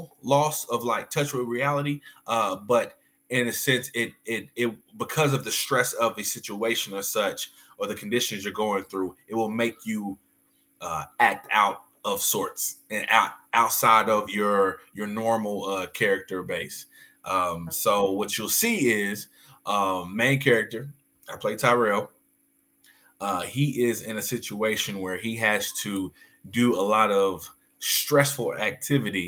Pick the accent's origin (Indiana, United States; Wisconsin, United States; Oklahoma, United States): Oklahoma, United States; Del City; Oklahoma City, Dell City kid